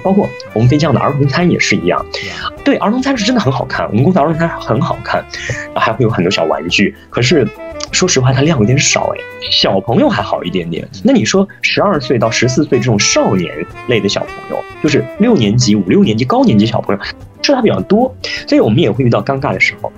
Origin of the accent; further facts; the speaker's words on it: China; moved away; 我们中国人